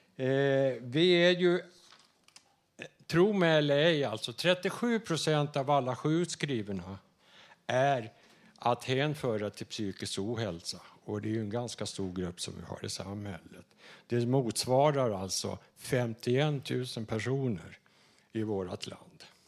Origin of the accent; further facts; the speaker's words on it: Dalarna County, Sweden; accent: Dalarna; now in Stockholm, Sweden; jag kommer från norra Dalarna